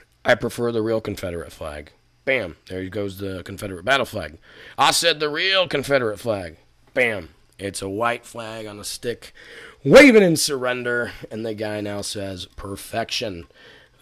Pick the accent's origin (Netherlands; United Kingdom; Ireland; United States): United Kingdom; Scotland; I'm from Scotland